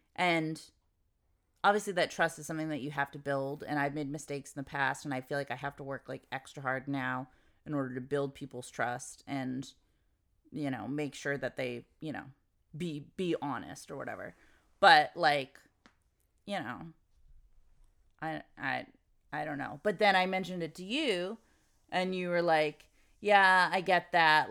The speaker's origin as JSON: {"language": "English", "country": "United States", "said": "I'm American"}